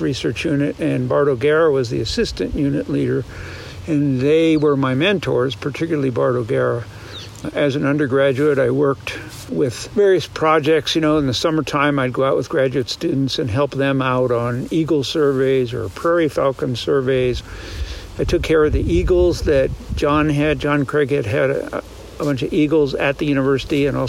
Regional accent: eastern Pennsylvania, United States; now in Montana, United States; I grew up in eastern Pennsylvania

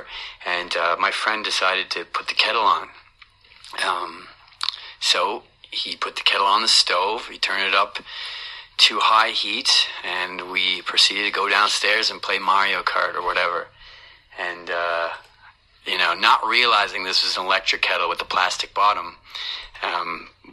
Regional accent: Canada; I'm from Canada

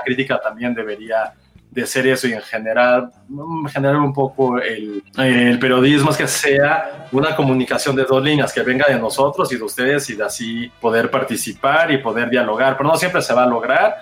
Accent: Mexico City, Mexico; somos la Ciudad de México

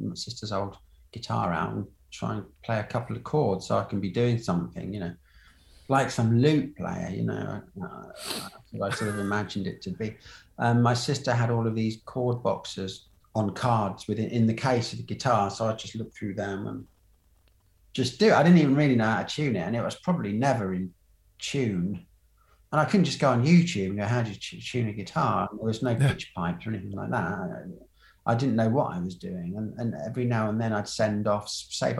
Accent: Colchester, East of England, United Kingdom; also born or lived in Minden, Germany / Berlin, Germany; I was born in a sort of military hospital up there and lived in Berlin for a bit. So I think I beat …. But then grew up in Colchester

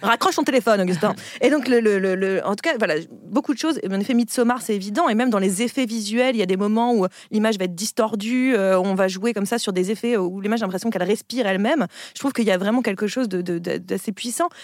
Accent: Picardy, Hauts-de-France, France; je viens de Picardie.

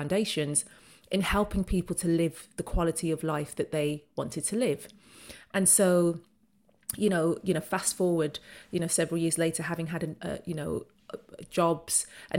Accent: Birmingham, West Midlands, United Kingdom; born there; moved away as an adult; now in London, United Kingdom; So I'm a Brummie by birth, and I moved down to London for my very first job after university

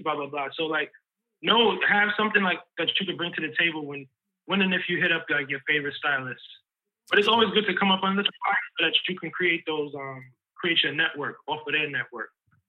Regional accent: Harlem, New York, United States; maybe because of the way I was raised and growing up in Harlem and like black was just always beautiful and dope and regal.

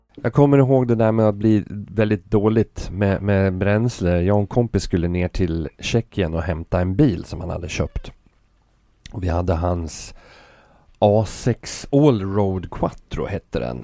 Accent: Sweden; vi är från Sverige

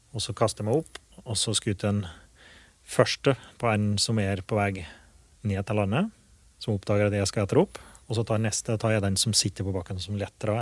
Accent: Åsnes, Innlandet, Norway; now in Grua, Norway; jeg er fra Åsnes som bor i Grua

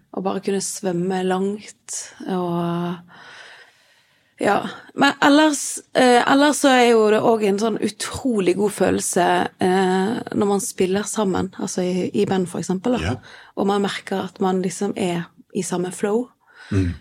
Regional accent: Frekhaug, Vestland, Norway; also born or lived in Stavanger / England; jeg er vokst opp eh, på Frekkhaug

